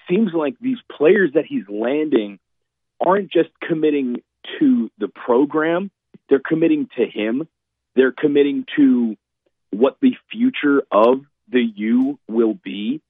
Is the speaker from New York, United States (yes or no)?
no; Miami, Florida, United States; I'm from Miami, I'm in Miami